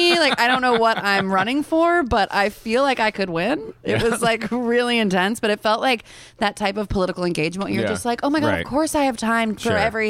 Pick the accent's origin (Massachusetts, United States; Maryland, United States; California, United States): California, United States; Los Angeles; moved away as an adult; also born or lived in San Francisco; now in New York, United States; I grew up in Tarzana in Sherman Oaks. But all of my girlfriends also grew up in the valley.